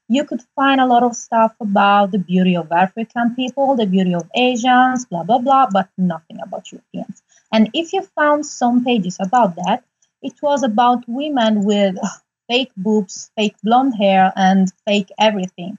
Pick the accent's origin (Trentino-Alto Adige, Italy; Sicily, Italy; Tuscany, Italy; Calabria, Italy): Sicily, Italy; English is a second language; moved away as an adult; also born or lived in Leipzig, Germany; now in Germany; I was born in Sicily.